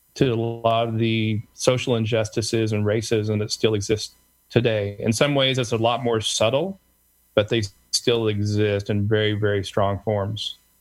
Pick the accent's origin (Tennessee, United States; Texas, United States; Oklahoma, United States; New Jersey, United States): Oklahoma, United States; Tulsa; being the son of Korean immigrants of all places in the country. I grew up in Tulsa, Oklahoma